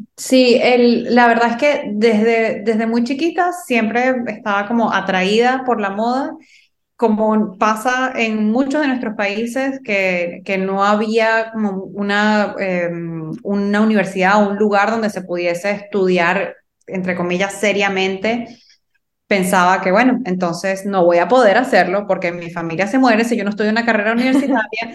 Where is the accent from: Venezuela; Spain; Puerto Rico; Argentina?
Venezuela; first language Spanish; moved away as an adult; now in Miami, United States; yo soy venezolana, Ahora les hablo desde Miami, estoy viviendo aquí desde el 2016